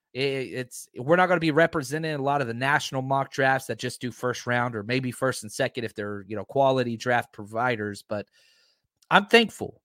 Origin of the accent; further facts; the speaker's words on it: Texas, United States; now in California, United States; I grew up in Texas where there were no mountains.